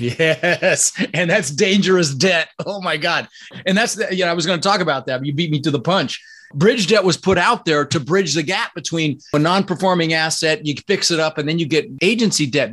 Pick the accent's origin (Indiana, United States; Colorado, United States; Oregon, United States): Colorado, United States; Denver; also born or lived in Netherlands; I was born in the Netherlands, you know, wooden shoes and windmills. Immigrated when I was six with my brother Albert, my mother's Vantje, ended up in Denver, Colorado